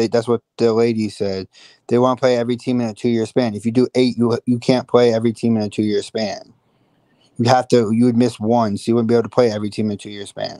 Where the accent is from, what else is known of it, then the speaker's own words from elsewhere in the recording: Iowa, United States; I'm a guy from Iowa